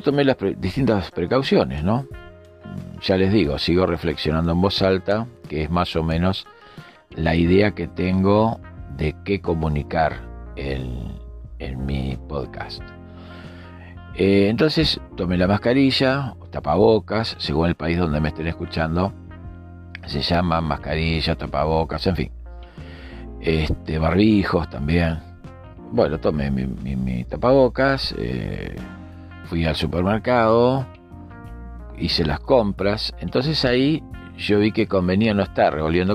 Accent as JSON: {"language": "Spanish", "region": "Montevideo", "country": "Uruguay", "said": "mi país, desde Montevideo, en Uruguay"}